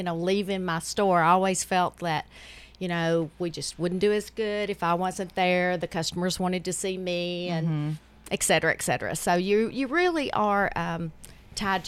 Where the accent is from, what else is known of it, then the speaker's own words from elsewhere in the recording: Smithville, Tennessee, United States; moved away as an adult; now in Murfreesboro, United States; I'm from Smithville.